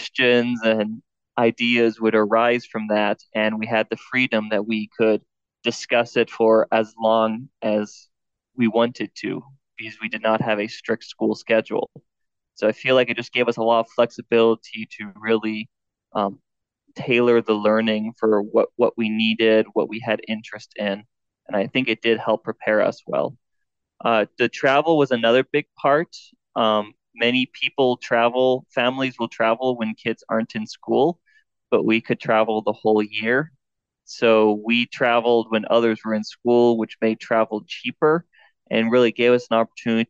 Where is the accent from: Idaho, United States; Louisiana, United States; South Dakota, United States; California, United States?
South Dakota, United States; moved away as an adult; also born or lived in Nevada; I grew up in the country in South Dakota where I was homeschooled by my mom until I went off to college